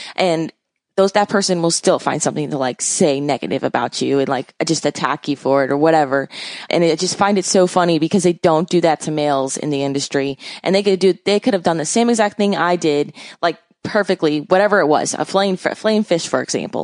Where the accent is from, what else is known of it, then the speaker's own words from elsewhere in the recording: Miami, Florida, United States; I basically grew up in Miami